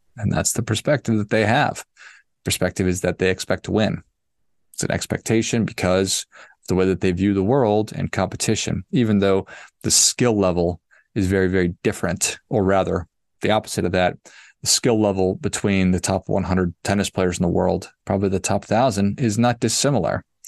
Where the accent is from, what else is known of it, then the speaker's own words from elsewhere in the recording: Duluth, Minnesota, United States; I grew up in Duluth